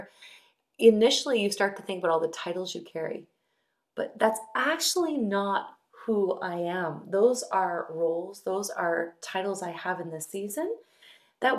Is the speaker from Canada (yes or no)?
yes; St. Catharines, Ontario, Canada; moved away as an adult; also born or lived in Minneapolis / Ottawa; I was raised in St. Catharines.